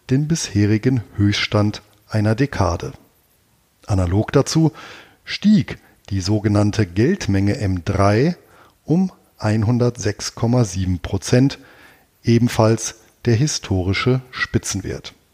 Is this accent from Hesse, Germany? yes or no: no; Bonn, North Rhine-Westphalia, Germany; Mit Ludwig van Beethoven begeht der wohl berühmteste Sohn meiner alten Heimatstadt in diesem Jahr seinen 250. Geburtstag. Als der Wegbereiter der Romantik in Bonn geboren wurde